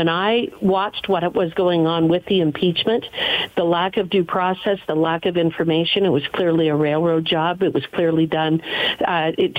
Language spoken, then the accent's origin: English; Wyoming, United States; I come from Wyoming, one of the top energy producing states in the nation